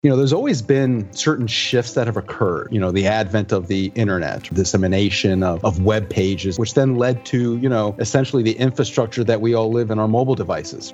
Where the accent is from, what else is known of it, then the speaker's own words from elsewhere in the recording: Puerto Rico; I grew up in Puerto Rico, you know, born and raised